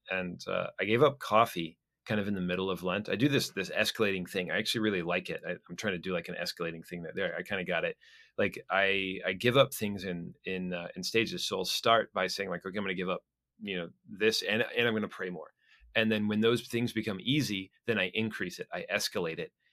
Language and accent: English; Florida, United States; also born or lived in Minnesota; I was born in Minnesota, but I've spent almost my entire life in Florida